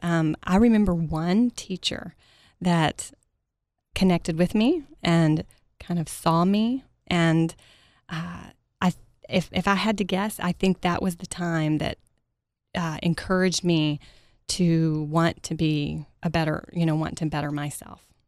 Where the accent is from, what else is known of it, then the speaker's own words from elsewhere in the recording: Mesquite, Texas, United States; I grew up in Mesquite, Texas, home of the rodeo, right outside of Dallas, Texas.